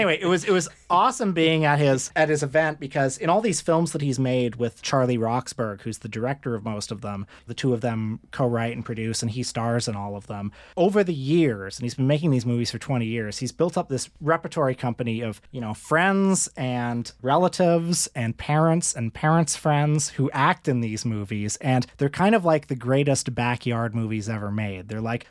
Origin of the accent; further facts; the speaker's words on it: Toronto, Ontario, Canada; And I said, oh … from Toronto.